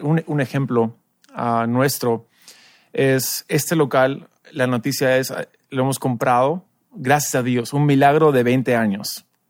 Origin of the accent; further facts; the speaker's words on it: United States; now in Peru; tú y yo somos americanos, tenemos la experiencia también de iglesia en Estados Unidos